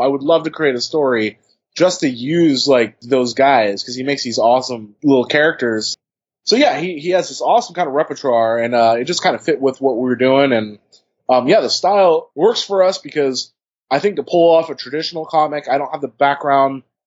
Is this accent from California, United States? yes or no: yes; Bay Area, California, United States; I'm from the Bay Area